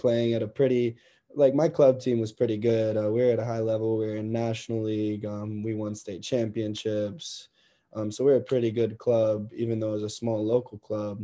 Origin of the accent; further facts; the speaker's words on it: Dayton, Ohio, United States; also born or lived in Akron, Ohio; I grew up, my first 6 years, I grew up in Akron, Ohio. And I played with my other older brother, Jared. He's 2 years older than me, and I played up with him in a candy league until we moved to Dayton when I was around 6 or 7